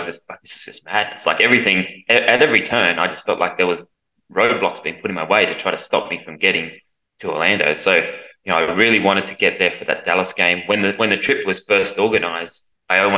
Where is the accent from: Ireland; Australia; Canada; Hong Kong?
Australia; as an Australian